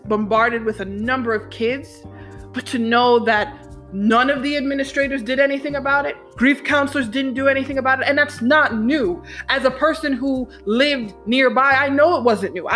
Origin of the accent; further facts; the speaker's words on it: New York City, New York, United States; this is my community. I grew up in Co-op City.